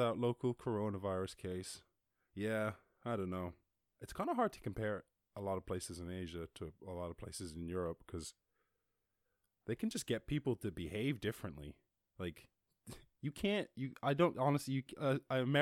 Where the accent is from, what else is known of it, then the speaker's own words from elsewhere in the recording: Ireland; I grew up in Ireland